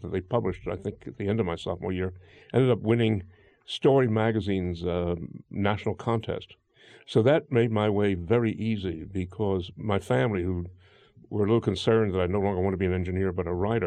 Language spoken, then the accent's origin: English; New York City, New York, United States; I grew up in Brooklyn